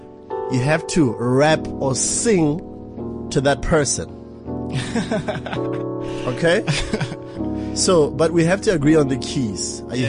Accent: Botswana; I'm from Botswana.

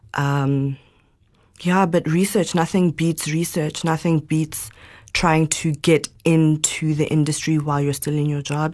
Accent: Johannesburg, Gauteng, South Africa; also born or lived in Zimbabwe; came back when I was about three or four, and we've lived in Joburg my whole life.

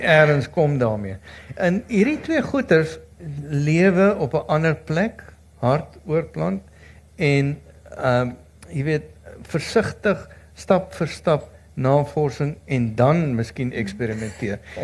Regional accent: South Africa; ons as Suid-Afrikaners

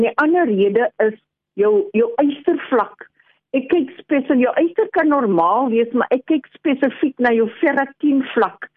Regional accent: South Africa; also born or lived in Australia / England

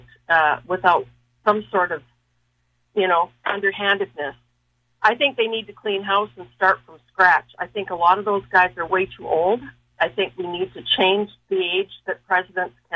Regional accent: United States; moved away as an adult; now in Regina, Canada; I'm an American who lives here and have been here for 50 years

